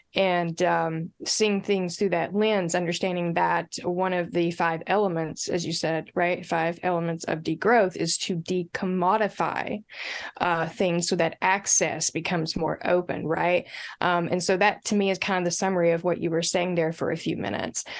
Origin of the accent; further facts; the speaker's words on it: Appalachia, United States; I'm Appalachian.